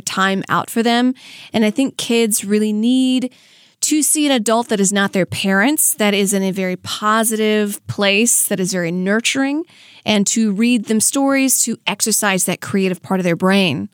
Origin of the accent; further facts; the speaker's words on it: Franklinton, Louisiana, United States; now in Hollywood, United States; I'm from Franklin Tenn, Louisiana